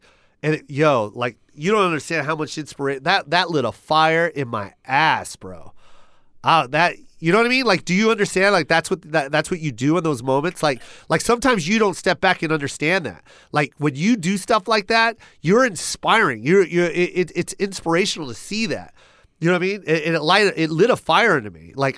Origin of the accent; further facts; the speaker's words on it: Las Vegas, Nevada, United States; now in Los Angeles, United States; Hey, bro, I just moved to Las Vegas, to LA. I'm from Vegas.